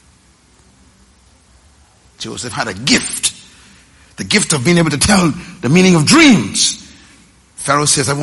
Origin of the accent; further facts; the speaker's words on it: Nassau, New Providence, Bahamas; I was born in Bain Town, sleeping on the floor